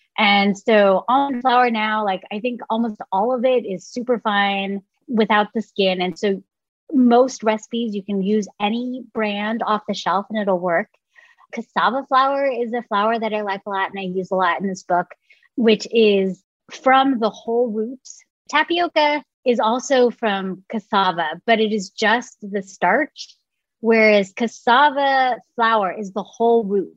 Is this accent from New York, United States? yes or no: no; San Francisco Bay Area, California, United States; growing up in the San Francisco Bay Area